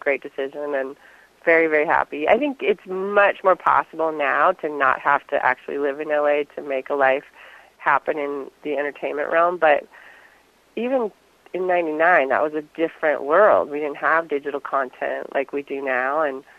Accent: Fairbanks, Alaska, United States; born there; also born or lived in Indonesia; I was born in Alaska. We'll start back then. I always think that's a little bit of a fun part of my story. I was born in Fairbanks and grew up in different places around the world.

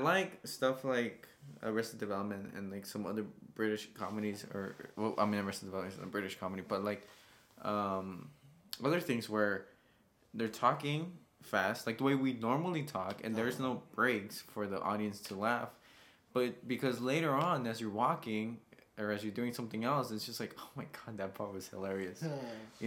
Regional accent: United States; I grew up in America

